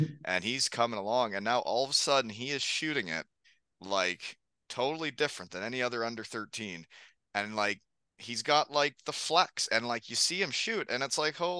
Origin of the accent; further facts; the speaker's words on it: Elmira, Ontario, Canada; growing up at Elmira